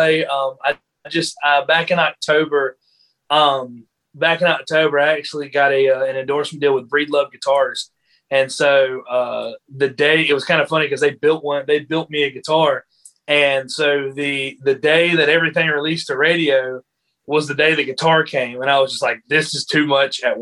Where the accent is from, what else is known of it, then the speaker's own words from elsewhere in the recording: Greenville, South Carolina, United States; also born or lived in Florence, South Carolina; I'm from Greenville. You know, I've lived here most of my life.